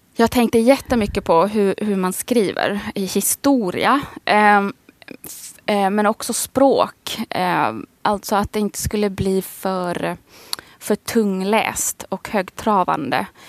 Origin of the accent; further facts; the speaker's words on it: Västerås, Västmanland, Sweden; accent: idiolect; also born or lived in Karis, Finland / Snappertuna, Finland; now in Stockholm, Sweden; jag är född i Karis. Men det var 83 och 84 så flyttade vi till Västerås.